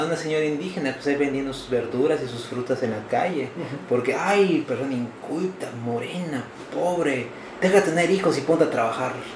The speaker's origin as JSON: {"language": "Spanish", "country": "Mexico", "said": "nosotros, como mexicanos"}